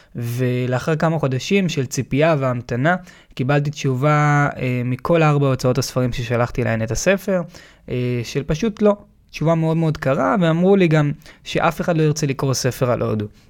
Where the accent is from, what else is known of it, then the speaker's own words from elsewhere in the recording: Tel Aviv, Tel Aviv District, Israel; וגדלתי בתל אביב